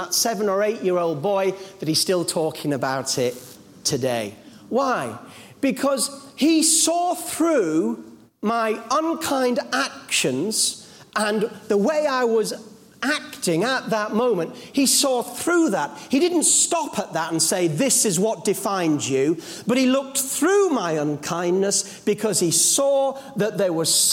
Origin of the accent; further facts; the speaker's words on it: Yorkshire Dales, Yorkshire and the Humber, United Kingdom; As a young boy, I was brought up in the Yorkshire Dales